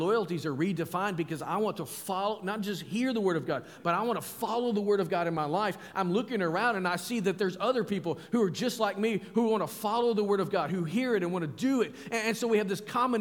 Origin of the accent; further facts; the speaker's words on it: Arkansas, United States; also born or lived in Alabama; now in Powhatan, United States; I'm from Arkansas